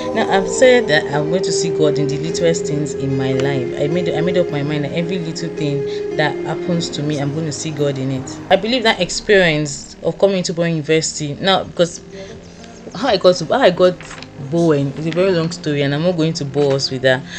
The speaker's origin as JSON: {"language": "English", "town": "Osogbo", "region": "Osun", "country": "Nigeria", "said": "I'm a Yoruba girl. I'm from Oshun State, Oshogbo precisely."}